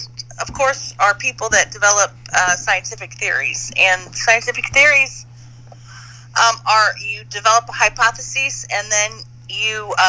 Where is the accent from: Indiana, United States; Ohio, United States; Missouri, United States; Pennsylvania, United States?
Missouri, United States; St. Louis; I was born in St. Louis, Missouri.